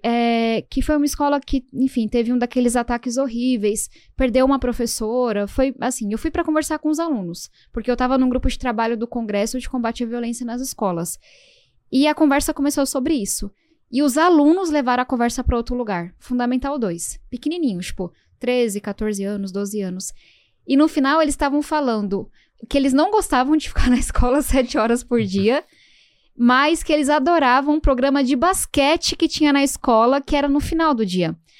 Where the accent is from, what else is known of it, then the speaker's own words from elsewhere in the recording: São Paulo, Brazil; eu venho da Zona Sul de São Paulo e eu cresci ouvindo o barulho da Fórmula 1